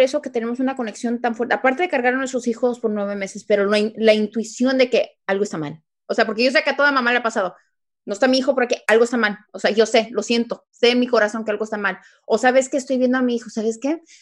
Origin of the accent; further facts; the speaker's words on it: Mexico; siendo mexicana